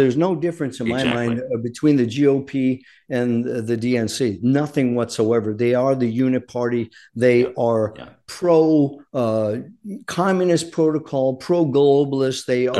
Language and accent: English; Rhode Island, United States; moved away; I'm from Rhode Island originally